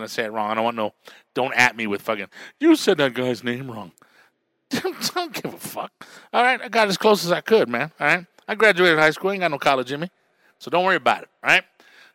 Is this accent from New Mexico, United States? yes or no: yes; Albuquerque, New Mexico, United States; I am from Albuquerque, New Mexico.